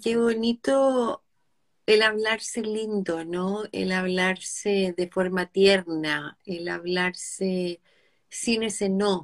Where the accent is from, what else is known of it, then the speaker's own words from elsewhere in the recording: Chile; nosotras dos, que somos chilenas